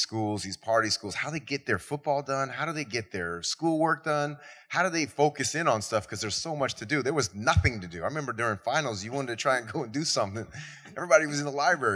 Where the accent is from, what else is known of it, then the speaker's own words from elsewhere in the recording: Berkeley, California, United States; moved away as an adult; now in New York City, United States; I'm from Berkeley, California